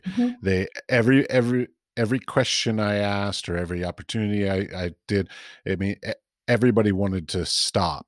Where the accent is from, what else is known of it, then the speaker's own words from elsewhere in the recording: United States; I'm American